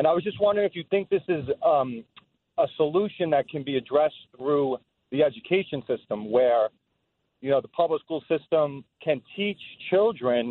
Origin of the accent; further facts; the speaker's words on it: New York City, New York, United States; moved away as an adult; now in Westchester, United States; I grew up in the Bronx